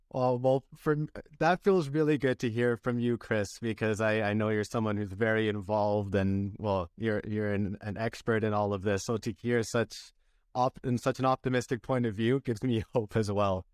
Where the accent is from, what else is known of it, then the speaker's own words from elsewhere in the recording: a town near Vancouver, British Columbia, Canada; where I grew up in Vancouver, British Columbia, well, I grew up in a town close to there, which was five hours away